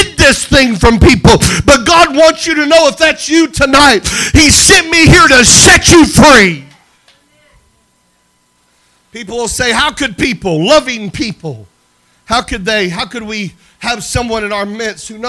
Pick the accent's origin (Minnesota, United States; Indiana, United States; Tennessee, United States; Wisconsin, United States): Indiana, United States; Crawfordsville; Crawfordsville, Indiana, my hometown, where I kind of grew up. We moved to the Midwest. I moved to Crawfordsville area, and it's where I went to high school and middle school